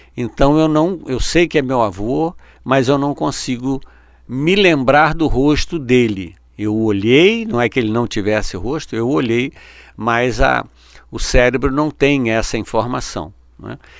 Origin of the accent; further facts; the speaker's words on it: Rio de Janeiro, Brazil; eu nasci aqui no Rio de Janeiro